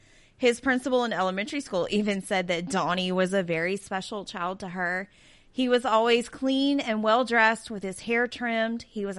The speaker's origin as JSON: {"language": "English", "region": "the South", "country": "United States", "said": "I'm from the South."}